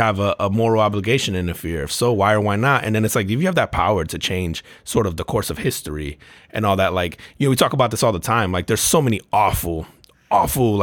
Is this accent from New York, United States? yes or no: no; Elizabeth, New Jersey, United States; my hometown, Elizabeth.